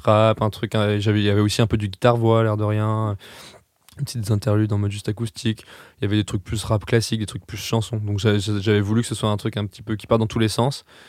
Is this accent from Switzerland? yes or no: no; Strasbourg, Grand Est, France; moved away as an adult; now in Paris, France; moi, je viens de Strasbourg